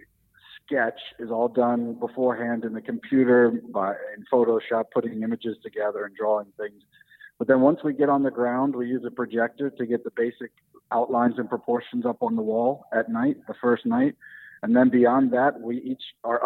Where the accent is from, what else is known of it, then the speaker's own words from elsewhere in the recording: United States; now in Berlin, Germany; I'm an American guy. I live in Berlin now, but I'm born and raised in America